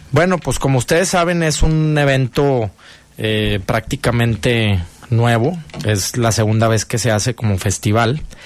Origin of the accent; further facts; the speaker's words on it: León, Guanajuato, Mexico; como buen eh, leonés y guanajuatense